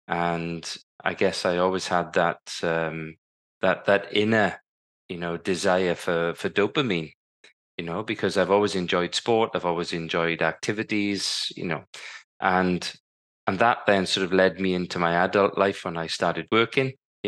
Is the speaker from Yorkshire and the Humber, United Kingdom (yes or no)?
no; Wales, United Kingdom; growing up in South Wales, I was privileged to be, living in a working class family. My dad was a crane driver. My mum was a school caretaker.